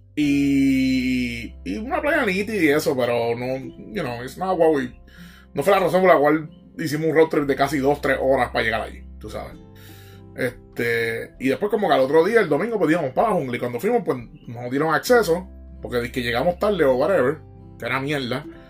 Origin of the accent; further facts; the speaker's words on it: Puerto Rico; Nosotros como boricua vivimos una cabrona isla